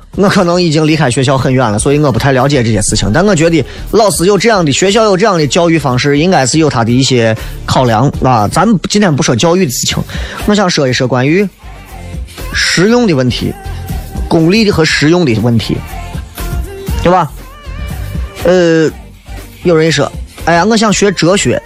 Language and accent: Chinese; China; 咱这一辈子作为一个中国人